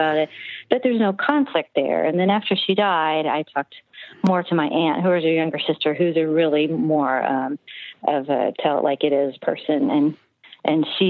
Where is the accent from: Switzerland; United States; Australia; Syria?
United States; Akron, Ohio; moved away as an adult; grew up in Ohio, northern Ohio, Akron area